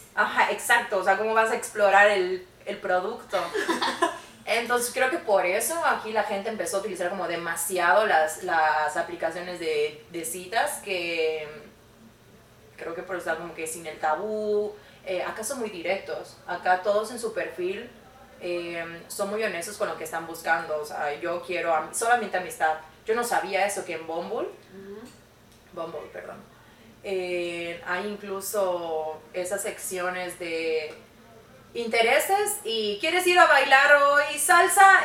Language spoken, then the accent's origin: Spanish; Mérida, Yucatán, Mexico; moved away as an adult; now in Canada; yo soy de Mérida, Yucatán